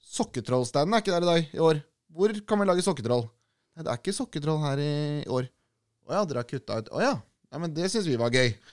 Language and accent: Norwegian; Norway; vi er nordmenn